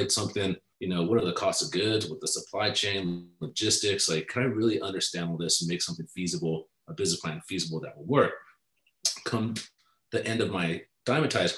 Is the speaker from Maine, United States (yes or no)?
no; Southern California, United States; I'm from Southern California